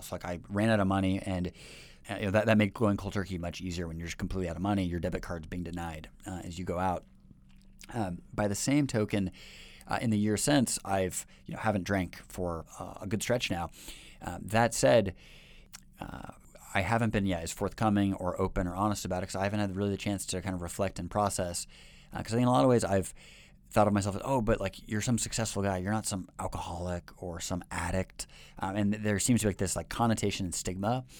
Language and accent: English; Seattle, Washington, United States; moved away as an adult; now in Shanghai, China; my hometown of Seattle